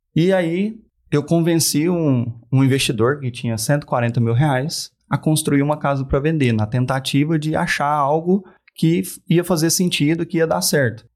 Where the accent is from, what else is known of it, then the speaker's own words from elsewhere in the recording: Uberaba, Minas Gerais, Brazil; sou de Uberaba, Uberaba